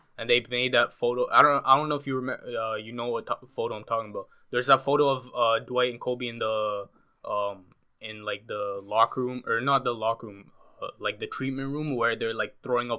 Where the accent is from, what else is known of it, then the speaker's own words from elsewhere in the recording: Canada; as a Canadian guy